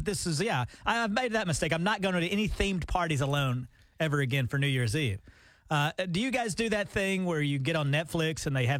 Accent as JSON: {"language": "English", "region": "Alabama", "country": "United States", "tie": "born or raised there", "moved": "yes", "lives_now": "Oklahoma, United States", "said": "even in my hometown of Alabama"}